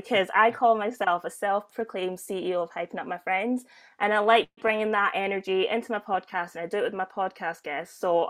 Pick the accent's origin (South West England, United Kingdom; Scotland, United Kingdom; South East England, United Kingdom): Scotland, United Kingdom; Glasgow; I'm from Glasgow.